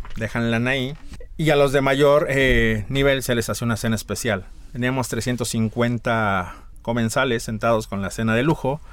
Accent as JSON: {"language": "Spanish", "region": "Mexico City", "country": "Mexico", "tie": "born or raised there", "also_born_or_lived": "Tlaxcala", "moved": "yes", "lives_now": "San Miguel de Allende, Mexico", "said": "Nací en Ciudad de México, pero he dicho que me nacionalicé tlaxcalteca. Ahí es donde vive mi familia"}